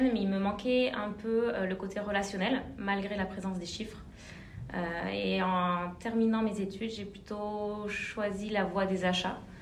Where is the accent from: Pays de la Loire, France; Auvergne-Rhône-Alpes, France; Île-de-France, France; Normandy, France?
Auvergne-Rhône-Alpes, France; Clermont-Ferrand; moved away as an adult; also born or lived in Bordeaux; j'ai grandi à Clermont-Ferrand en Auvergne